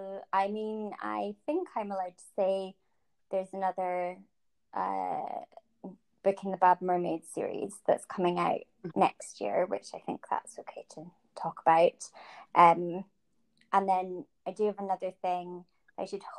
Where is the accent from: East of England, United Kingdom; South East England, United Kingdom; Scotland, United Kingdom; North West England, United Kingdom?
Scotland, United Kingdom; moved away as an adult; also born or lived in Canada / Ireland (family); now in London, United Kingdom; But my family, when I was quite young, moved to Scotland, and I grew up there and lived there basically my whole life until I moved down to London.